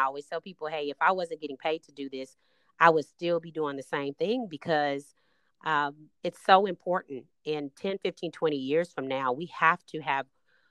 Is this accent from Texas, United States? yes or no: yes; Austin, Texas, United States; So I came here from Austin, attended Texas Southern University, and I started my career in public service as a congressional intern.